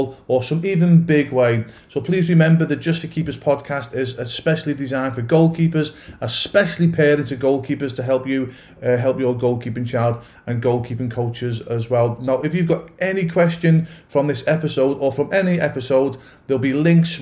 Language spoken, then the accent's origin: English; England, United Kingdom; I'm originally from England